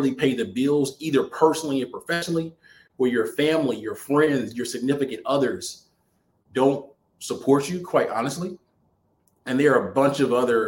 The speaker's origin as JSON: {"language": "English", "region": "Alabama", "country": "United States", "moved": "yes", "lives_now": "Atlanta, United States", "said": "I'm coming back from Alabama, where I'm originally from"}